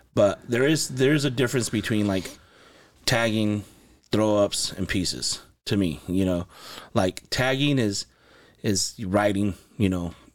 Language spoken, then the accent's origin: English; Los Angeles, California, United States; also born or lived in Santa Paula, California; I was born in Los Angeles, California. I lived there most of my childhood, and I moved to Ventura County, to Santa Paula in ninety, nineteen ninety.